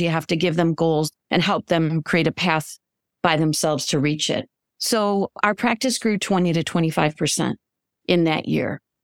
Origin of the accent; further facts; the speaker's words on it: Michigan, United States; moved away as an adult; also born or lived in Chicago / Saint Louis; I was, uh, born and raised in Michigan